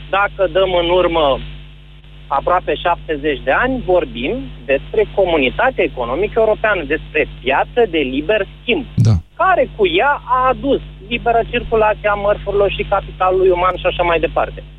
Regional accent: Moldavia, Romania; vin din versiunea mai săracă a României

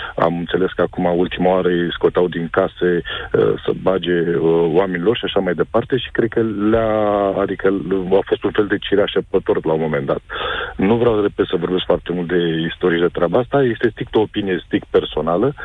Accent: Romania; Noi, ca români

